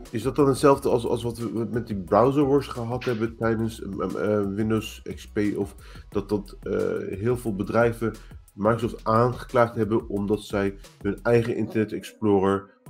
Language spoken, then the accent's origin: Dutch; Turkey; Turkije, want ik ben Turks.